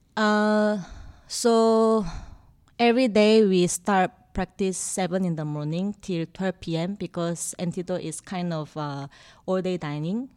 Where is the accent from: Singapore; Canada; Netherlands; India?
Singapore; I'm from Singapore